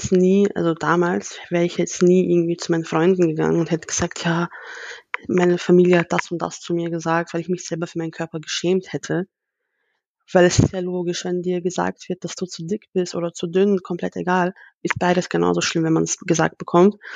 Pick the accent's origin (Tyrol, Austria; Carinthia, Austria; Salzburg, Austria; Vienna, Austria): Vienna, Austria; Also ich persönlich, ich bin in Wien geboren und in Wien